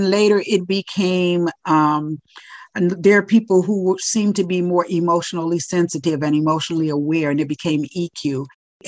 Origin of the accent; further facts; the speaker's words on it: Ohio, United States; moved away as an adult; now in Florida, United States; I'm originally from Ohio. And I moved to Florida, supposedly for a year. And needless to say, this is my 40th year